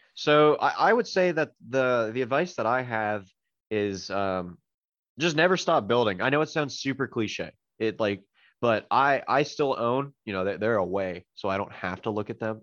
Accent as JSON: {"language": "English", "country": "Canada", "said": "I'm Canadian"}